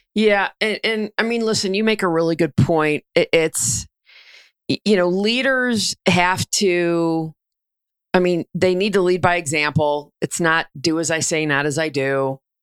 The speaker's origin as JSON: {"language": "English", "town": "Denver", "region": "Colorado", "country": "United States", "tie": "born or raised there", "said": "Denver, my hometown"}